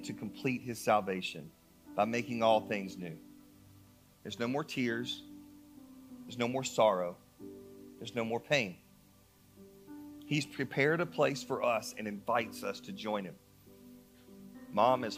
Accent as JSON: {"language": "English", "region": "North Carolina", "country": "United States", "moved": "as an adult", "said": "I'm from North Carolina."}